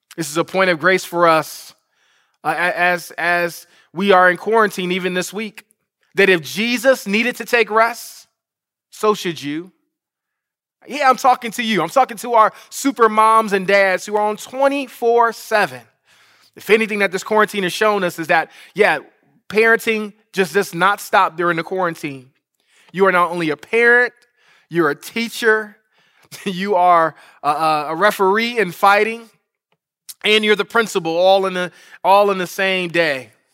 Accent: Detroit, Michigan, United States; Detroit, Michigan, my hometown.

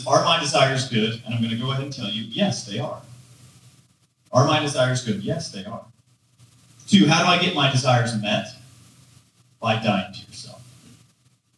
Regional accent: Georgia, United States; I grew up in Georgia

